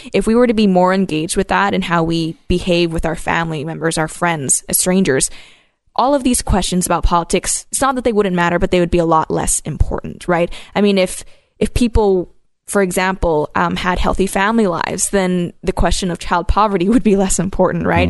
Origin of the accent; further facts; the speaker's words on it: Hong Kong; now in Canada; I grew up in Hong Kong when it was currently a colonial power.